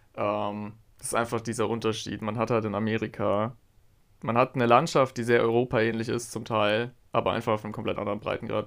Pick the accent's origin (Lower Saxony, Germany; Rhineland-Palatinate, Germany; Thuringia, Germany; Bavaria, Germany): Bavaria, Germany; Augsburg; Ich liebe Augsburg. Das ist meine Heimatstadt